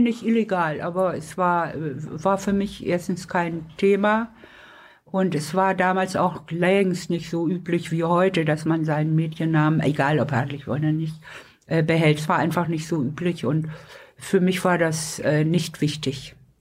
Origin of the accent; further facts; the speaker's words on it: Lübeck, Schleswig-Holstein, Germany; moved away; also born or lived in Hamburg; Ich bin in Lübeck geboren